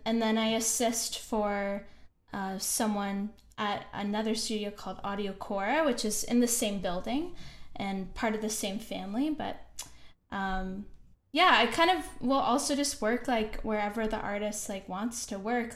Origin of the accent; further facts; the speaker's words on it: Kitchener, Ontario, Canada; moved away as an adult; also born or lived in Banff, Canada; now in Montreal, Canada; I'm actually from Kitchener, Ontario